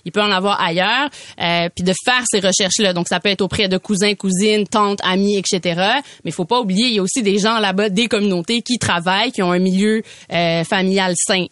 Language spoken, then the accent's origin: French; Quebec, Canada; c'est chez nous au Québec, dans le Nord